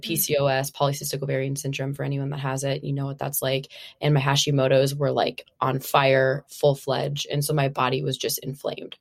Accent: Minnesota, United States; moved away as an adult; now in California, United States; Originally, I'm from Minnesota. I've been out in California now for, like, it's been eight years

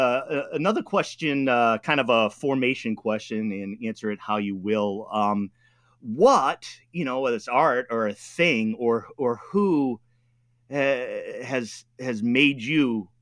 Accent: New England, United States; I come from how shall I put it? An American New England working class ethnic mix.

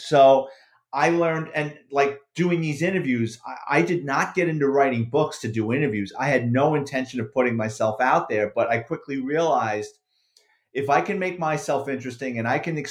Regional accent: New York City, New York, United States; that's my childhood, basically, growing up in the Bronx

